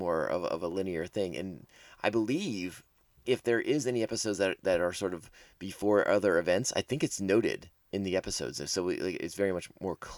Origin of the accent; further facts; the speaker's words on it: East Coast, United States; we grew up on the East Coast, and so we had snowstorms and blizzards